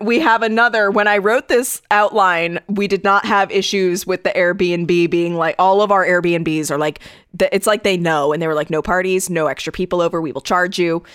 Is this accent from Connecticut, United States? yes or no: yes; Connecticut, United States; my home state